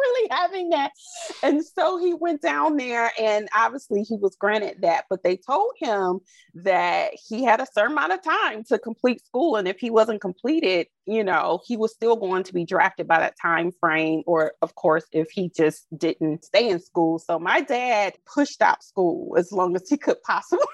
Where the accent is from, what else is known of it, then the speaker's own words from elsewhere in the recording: Albany, Georgia, United States; now in Orlando, United States; I'm from Albany, Georgia, mm-hmm. originally. So it's Southwest Georgia